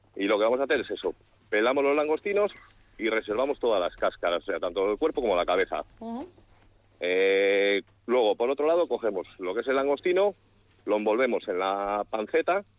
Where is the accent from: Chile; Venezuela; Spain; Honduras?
Spain; San Justo de la Vega, Castile and León; De Astorga, de San Justo la Vega, de un pueblo pequeñito entre León y Astorga